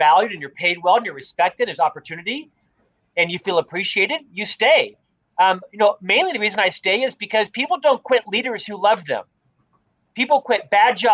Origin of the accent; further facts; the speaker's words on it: Winter Park, Florida, United States; moved away as an adult; also born or lived in Orlando, Florida / Provo, Utah; now in Salt Lake City, United States; I'm from the East Coast, Orlando, Florida, born and raised in Winter Park, Florida.